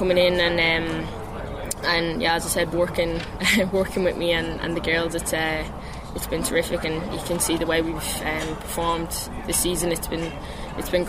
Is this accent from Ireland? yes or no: yes; Ireland; moved away as an adult; being named Irish captain